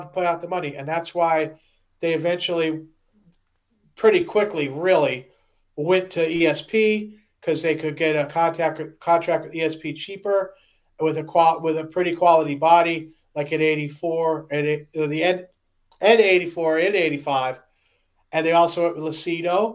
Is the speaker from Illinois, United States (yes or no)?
no; outside of Detroit, Michigan, United States; I was made outside of Detroit